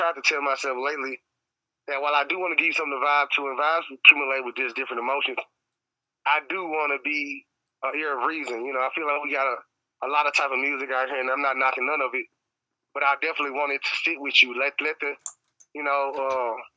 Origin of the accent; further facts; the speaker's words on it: Memphis, Tennessee, United States; growing up in Memphis